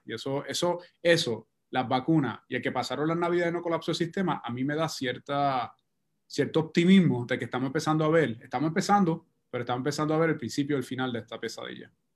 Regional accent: Puerto Rico; como puertorriqueño, como científico

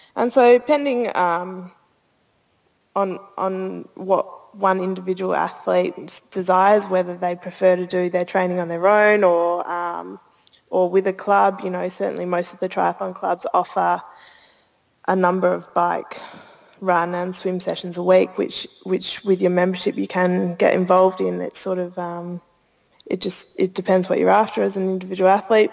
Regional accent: Australia; Growing up in Australia

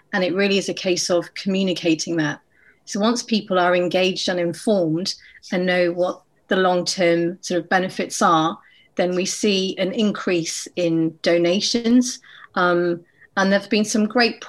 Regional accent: Oxford, South East England, United Kingdom; As a young child growing up in Oxford in the 80s

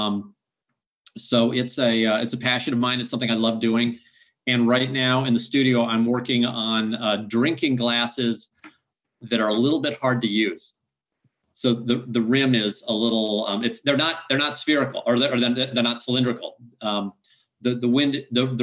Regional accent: Midwest, United States; I grew up in the Midwest where we have feedlots

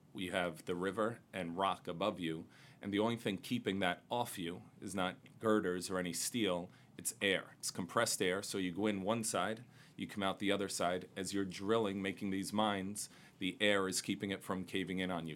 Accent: New York City, New York, United States; Growing up in Queens, uh, right over the 59th Street Bridge

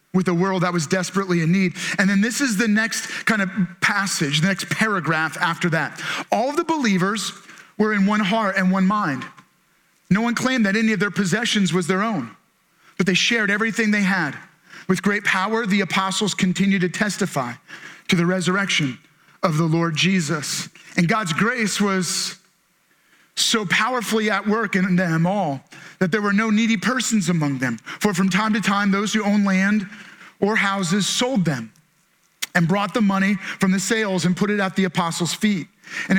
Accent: Maryland, United States; we're from Maryland

